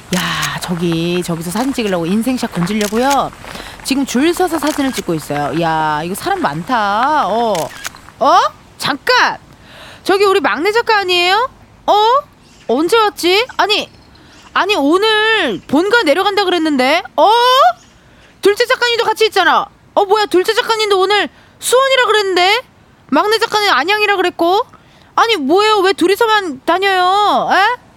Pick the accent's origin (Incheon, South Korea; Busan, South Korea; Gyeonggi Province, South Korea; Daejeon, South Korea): Incheon, South Korea; 저도 인천의 엠버서더로서